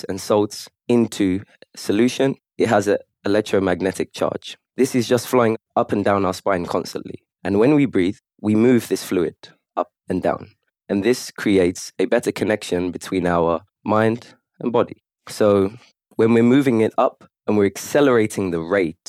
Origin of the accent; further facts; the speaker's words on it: London, United Kingdom; now in Kuwait; I'm from London originally